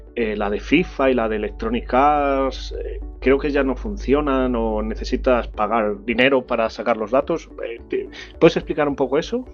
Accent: Salamanca, Castile and León, Spain; Yo soy de Salamanca ciudad

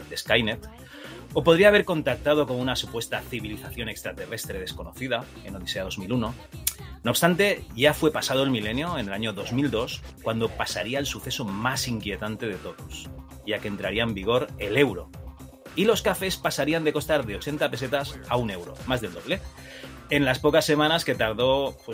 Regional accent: Catalonia, Spain; Yo también soy catalán

